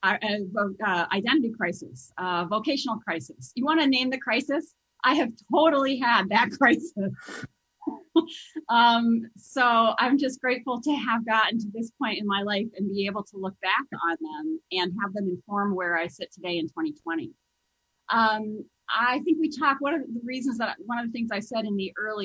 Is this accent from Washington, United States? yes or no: no; Las Vegas, Nevada, United States; I was raised in Las Vegas, Nevada.